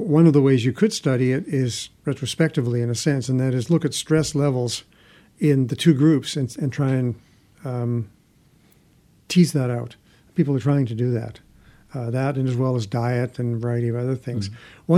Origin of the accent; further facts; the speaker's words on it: Canada; I'm from Canada